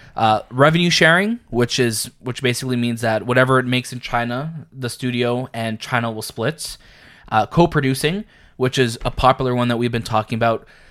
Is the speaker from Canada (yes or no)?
yes; Canada; we're Canadian